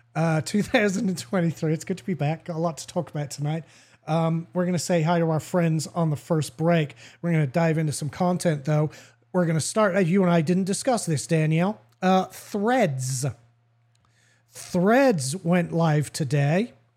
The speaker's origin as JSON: {"language": "English", "region": "England", "country": "United Kingdom", "tie": "born or raised there", "also_born_or_lived": "the South (US)", "moved": "yes", "lives_now": "United States", "said": "That's from growing up in England. We say I reckon all the time"}